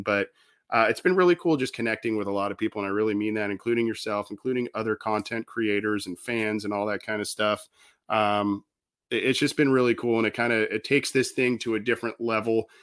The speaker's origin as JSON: {"language": "English", "region": "Southern California", "country": "United States", "tie": "born or raised there", "said": "being a Southern California guy, never, not born and raised in Cincinnati"}